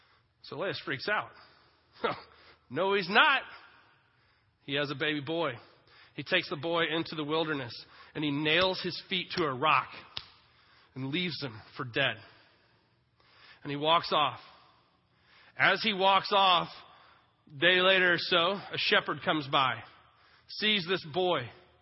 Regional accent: Texas, United States; Son, we're Jewish and from Texas.

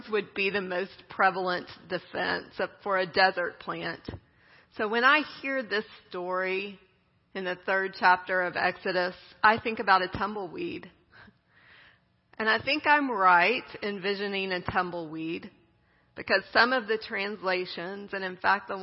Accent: Midland, Texas, United States; I grew up in West Texas, in Midland.

